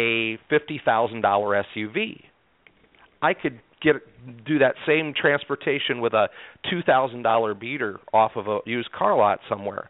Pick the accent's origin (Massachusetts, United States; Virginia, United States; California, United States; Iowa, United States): Iowa, United States; I'm born and raised in Iowa